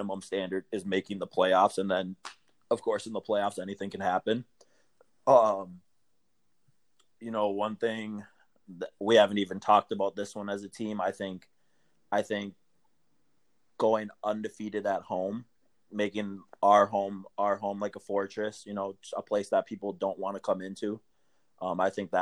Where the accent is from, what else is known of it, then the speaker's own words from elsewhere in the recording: Minneapolis, Minnesota, United States; moved away; I'm from Minneapolis originally